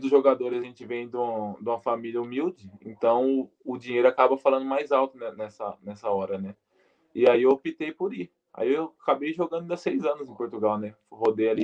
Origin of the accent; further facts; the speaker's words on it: Brazil; moved away as an adult; eu que sou brasileiro